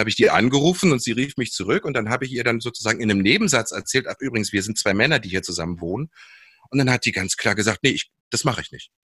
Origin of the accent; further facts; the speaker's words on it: Seesen, Lower Saxony, Germany; wir sind in Sesen am Harz aufgewachsen